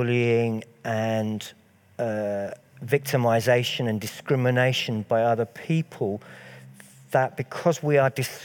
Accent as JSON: {"language": "English", "country": "United Kingdom", "said": "I am British. I wouldn't use the word English because I'm of Scottish and slightly Irish heritage, but mostly Scottish."}